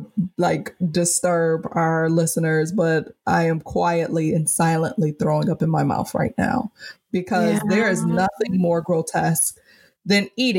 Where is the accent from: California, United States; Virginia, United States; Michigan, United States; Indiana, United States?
Michigan, United States; Detroit; moved away; also born or lived in Charlotte, North Carolina / New York; I'm born and raised in Detroit, but I also lived in Charlotte for several years